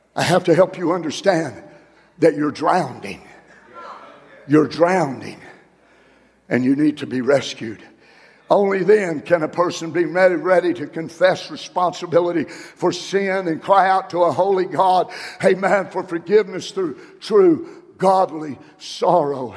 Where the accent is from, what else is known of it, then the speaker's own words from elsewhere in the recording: Tulsa, Oklahoma, United States; I grew up in Tulsa, Oklahoma. And I grew up on, on the west side of Tulsa.